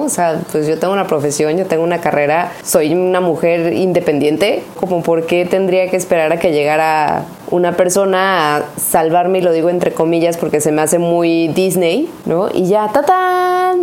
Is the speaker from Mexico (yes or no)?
yes; Mexico; nuestro orgullo de ser mexicano